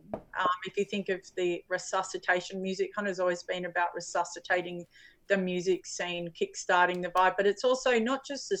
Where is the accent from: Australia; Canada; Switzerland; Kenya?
Australia; I'm Australian